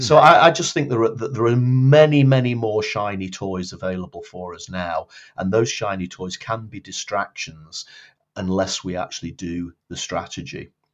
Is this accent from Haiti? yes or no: no; Blackpool, North West England, United Kingdom; moved away as an adult; now in Edinburgh, United Kingdom; I was born in Blackpool, um, in the north of England, although I've lived now in Edinburgh, in Scotland, for getting on for twenty-six years. Um, after I grew up in Blackpool